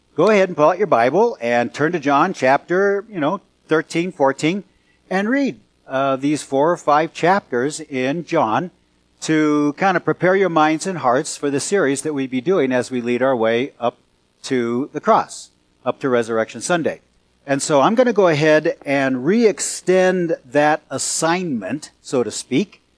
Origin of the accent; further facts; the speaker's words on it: California Bay Area, United States; moved away; also born or lived in Salem, Oregon; I'm from California Bay Area and then moved to Salem, Oregon